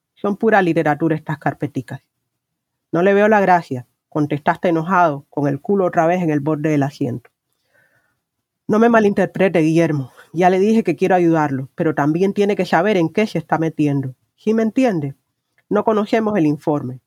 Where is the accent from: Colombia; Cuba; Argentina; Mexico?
Cuba; como ciudadana cubana he crecido en un, eh, en un estado de vigilancia constante